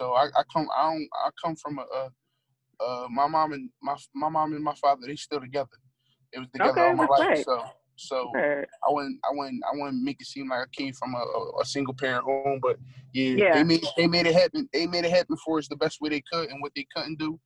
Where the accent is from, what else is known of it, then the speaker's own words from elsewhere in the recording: Philadelphia, Pennsylvania, United States; growing up in Philly